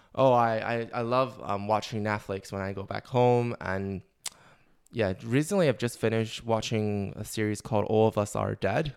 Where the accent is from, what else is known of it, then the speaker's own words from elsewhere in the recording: Taiwan; moved away as an adult; now in Australia; I'm from Taiwan.